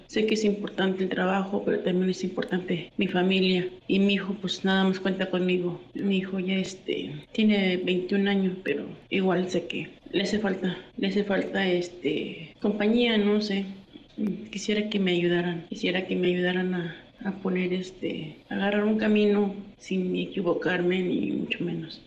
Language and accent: Spanish; Zacatecas, Mexico; moved away as an adult; now in Mexico City, Mexico; Estoy, tengo aquí cuatro años este, en la Ciudad de México. Yo soy de Zacatecas, vine buscando trabajo